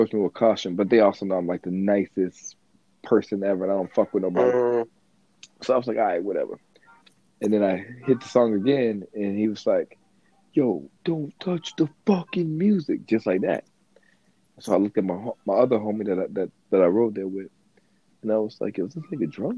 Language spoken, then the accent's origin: English; the South, United States; I'm from the South